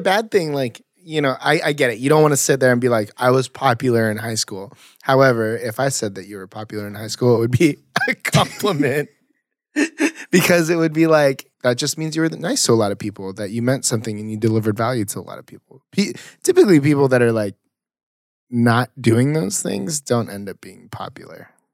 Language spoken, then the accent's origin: English; Las Flores, California, United States; I went to high school in, um, like, Las Flores, South Orange County.